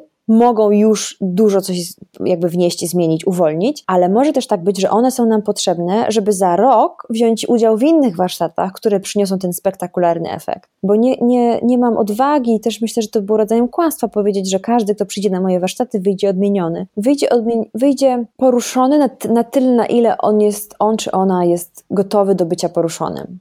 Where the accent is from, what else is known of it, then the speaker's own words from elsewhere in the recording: Rzeszów, Subcarpathian Voivodeship, Poland; now in Warsaw, Poland; ja się wychowałam w Rzeszowie